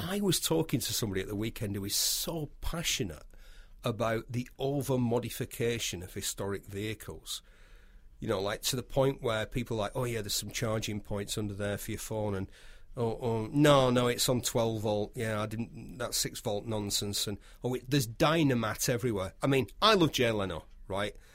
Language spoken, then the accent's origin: English; United Kingdom; We are British